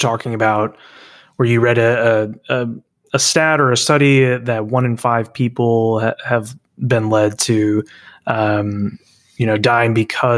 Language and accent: English; Dallas, Texas, United States; my hometown of Dallas